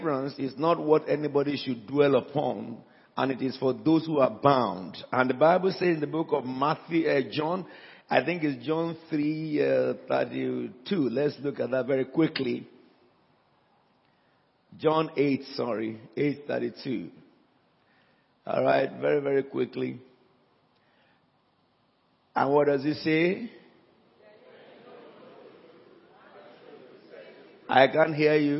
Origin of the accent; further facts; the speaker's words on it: Nigeria; first language Yoruba; English is a second language; moved away; It's my mother tongue. You know, in Africa